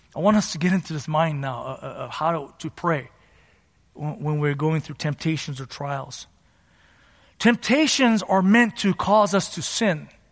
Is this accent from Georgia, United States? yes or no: no; San Gabriel Valley, California, United States; I grew up in the San Gabriel Valley here and to immigrant parents